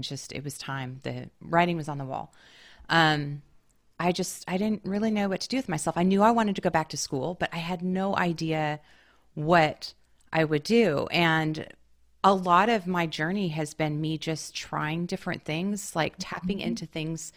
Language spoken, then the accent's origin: English; the Northwest, Pacific Northwest, United States; now in Brooklyn, United States; And I'm from the Northwest. Like we have ferries everywhere